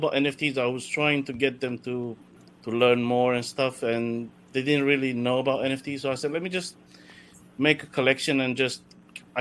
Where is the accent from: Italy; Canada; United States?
Italy; moved away as an adult; now in United Kingdom; I was born in Italy and then moved to UK when I was like 18, came for studies and then just stuck here.